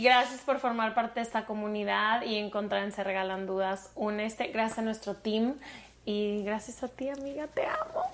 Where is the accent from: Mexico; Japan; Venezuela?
Mexico; soy de México